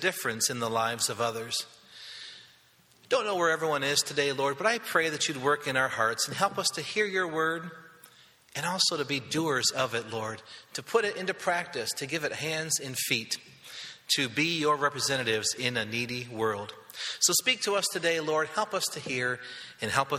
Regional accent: western Michigan, United States; I'm from western Michigan

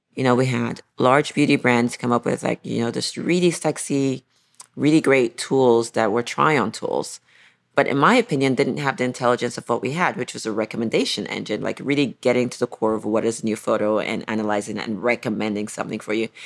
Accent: Nigeria; I grew up in Nigeria

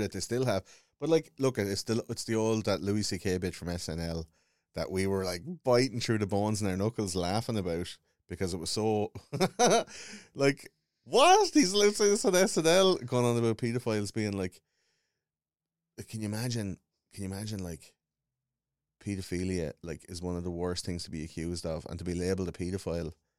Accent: Wexford, Leinster, Ireland; I grew up in Wexford

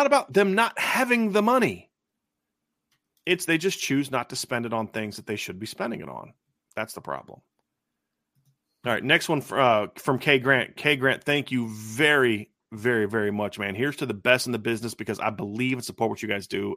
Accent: Lima, Ohio, United States; I grew up in Lima.

